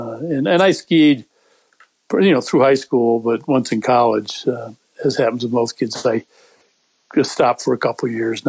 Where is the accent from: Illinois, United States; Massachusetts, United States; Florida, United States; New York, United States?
Massachusetts, United States; Western; moved away; I grew up in Western Massachusetts in the Northampton, East Hampton, Amherst area, right near the Connecticut River. So close enough to the Berkshires that at least when I was a kid, we used to have winters and it was cold.